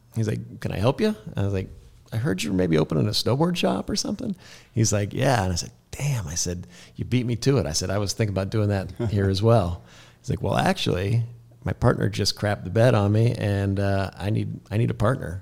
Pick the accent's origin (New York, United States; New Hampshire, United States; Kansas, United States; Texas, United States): Kansas, United States; moved away as an adult; also born or lived in Chicago / Colorado; now in North Idaho, United States; I grew up in Kansas